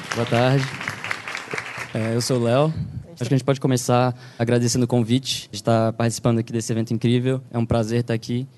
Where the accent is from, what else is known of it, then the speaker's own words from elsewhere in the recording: Brazil; now in New York, United States; a gente, como brasileiros